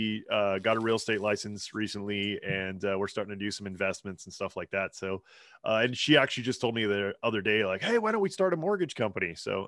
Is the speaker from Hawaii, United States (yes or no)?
yes; Hawaii, United States; now in Idaho, United States; Growing up in Hawaii